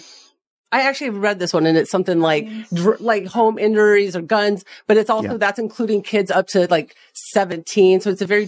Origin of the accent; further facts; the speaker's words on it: Las Vegas, Nevada, United States; a 42-year-old woman who's born and raised in Las Vegas